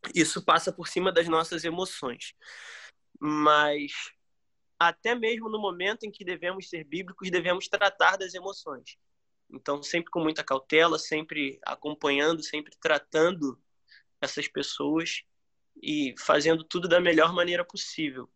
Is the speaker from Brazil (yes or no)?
yes; Brazil; A gente é brasileiro